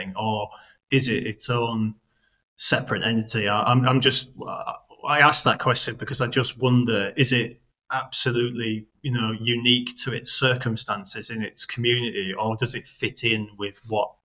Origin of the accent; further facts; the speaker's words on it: Billingham, North East England, United Kingdom; Norton's like halfway between Billingham, where I grew up in Teesside, and Stockton.